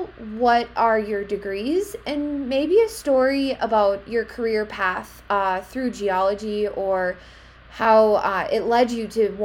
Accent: Wisconsin, United States; moved away; I grew up in Wisconsin

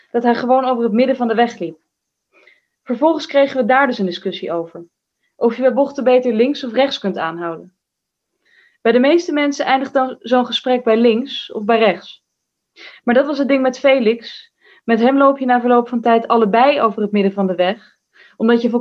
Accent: Amsterdam, North Holland, Netherlands; born there; Nou, ik ben geboren in het Slotervaartziekenhuis in Amsterdam-West nadat de vroedvrouw zich tamelijk vreemd en weinig betrokken had opgesteld bij ons thuis.

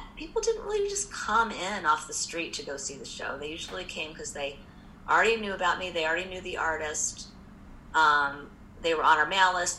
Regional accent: Indianapolis, Indiana, United States; moved away; also born or lived in New York; I'm from Indianapolis originally. I mean, I wasn't born there, but I grew up there and went to school in Indiana

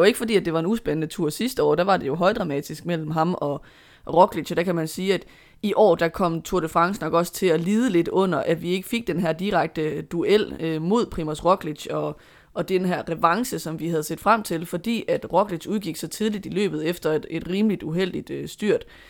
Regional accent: Denmark; som dansker

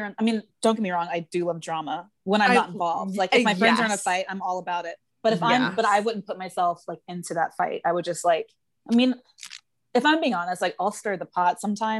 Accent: Plano, Texas, United States; moved away as an adult; also born or lived in Waco, Texas; now in New York, United States; So May 14th, 1992 is my birth date. And I was born in Plano, Texas.

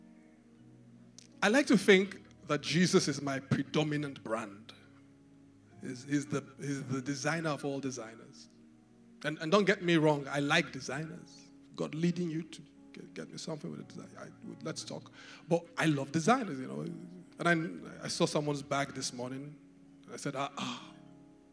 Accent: Benin City, Edo, Nigeria; moved away; I grew up in Benin

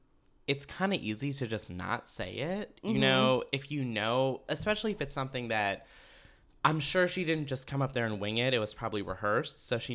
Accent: Potomac, Maryland, United States; I am from Potomac, Maryland.

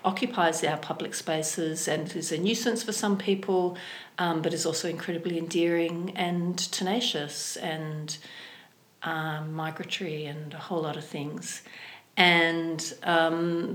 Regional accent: Sydney, New South Wales, Australia; now in Hobart, Australia; I come from Sydney, and then Hobart

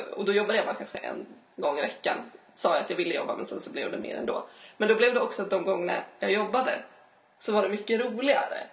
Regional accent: Uppsala, Uppsala County, Sweden; jag är från Uppsala

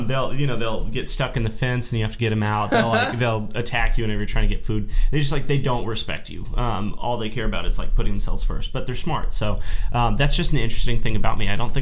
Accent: Belton, Texas, United States; also born or lived in Houston, Texas; now in College Station, United States; I was born in Houston, and then I moved to Central Texas when I was pretty young, which is why I know Bobby Bones. I'm from Belton. It's just about 40 miles north of Austin. So right up in that area.

